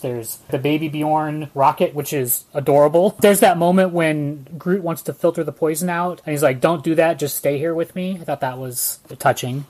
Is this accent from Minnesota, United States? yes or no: no; Northern California, United States; for all of us in Northern California, when we grew up, we had Cal Worthington